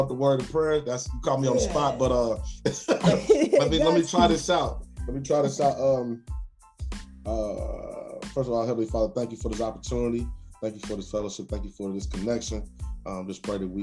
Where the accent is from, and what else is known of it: Indianapolis, Indiana, United States; born or raised there; also born or lived in College Park, Atlanta, Georgia